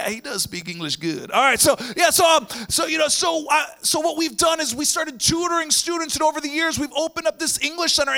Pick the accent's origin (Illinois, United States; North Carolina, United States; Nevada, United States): Illinois, United States; Chicago; moved away as an adult; now in Indonesia; We're originally from the Chicagoland area